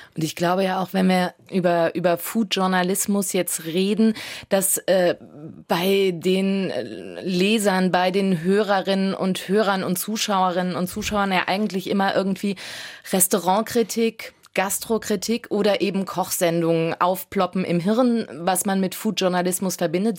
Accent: Saarland, Germany; Bei uns im Saarland

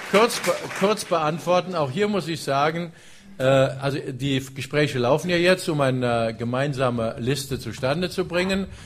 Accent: Illingen, Saarland, Germany

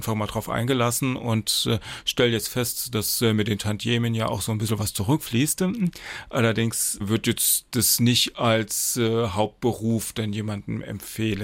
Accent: Saarland, Germany; ich komme ja aus dem Kreis St. Wendel

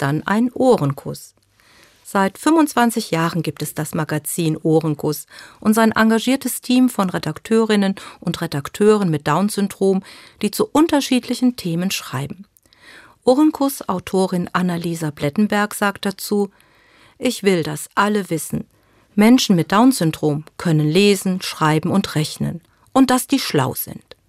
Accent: Germany; Bei uns in Deutschland

